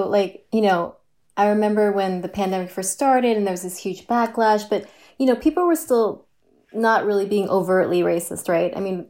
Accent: New York City, New York, United States; also born or lived in Cape Cod, Massachusetts; I hail from Queens. We were from Forest Hills, Queens.

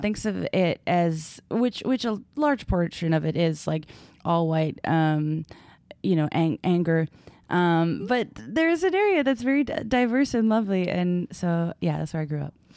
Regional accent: Brockton, Massachusetts, United States; I went to high school and I grew up in Brockton, Massachusetts.

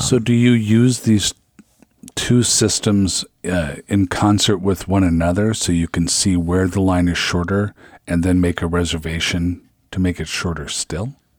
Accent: Seattle, Washington, United States; now in Minnesota, United States; I'm from the Seattle area

